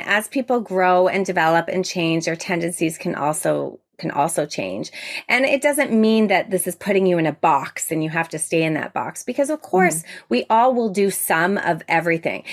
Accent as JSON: {"language": "English", "town": "Toronto", "region": "Ontario", "country": "Canada", "said": "I'm from Toronto, Ontario, Canada"}